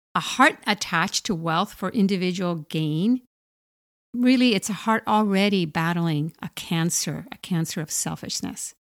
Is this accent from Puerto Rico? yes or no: yes; Puerto Rico; I grew up in poverty in Puerto Rico